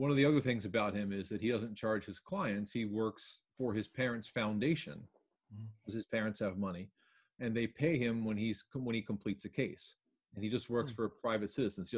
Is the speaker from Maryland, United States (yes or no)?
yes; Baltimore, Maryland, United States; moved away; I'm from Baltimore originally. I haven't lived there in a while